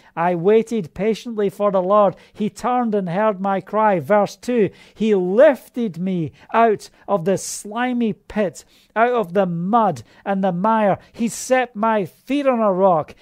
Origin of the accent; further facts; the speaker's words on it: Scotland, United Kingdom; That's how we say it in Scotland.